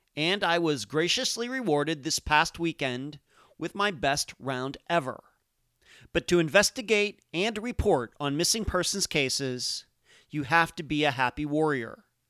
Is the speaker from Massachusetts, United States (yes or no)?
no; Leechburg, Pennsylvania, United States; moved away as an adult; also born or lived in Las Vegas, Nevada / Madeira Beach, Florida; now in Clearwater Beach, United States; I'm from Leechburg, Pennsylvania